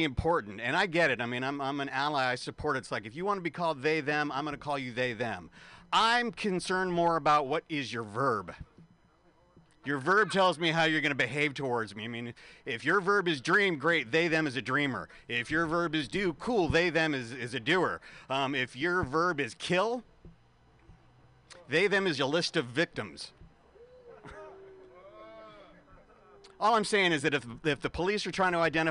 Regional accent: San Francisco, California, United States; San Francisco, this is my hometown.

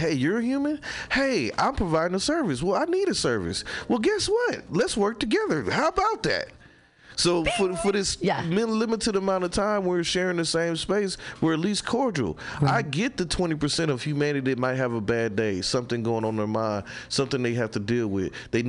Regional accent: Midwest, United States; now in San Francisco, United States; Like, I'm came from the Midwest. They were this way. And I'm here now.

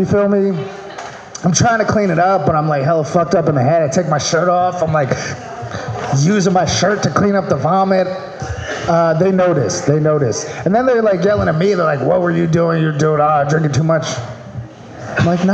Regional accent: Maryland, United States; now in California, United States; I'm from Maryland.

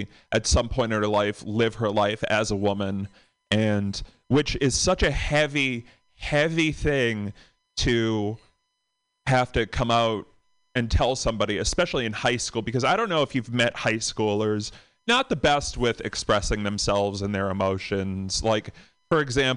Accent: Boston, Massachusetts, United States; from Boston

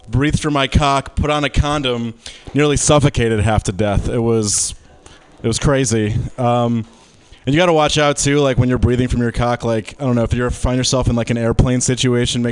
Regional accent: right outside Detroit, Michigan, United States; I grew up like in Michigan, right outside Detroit.

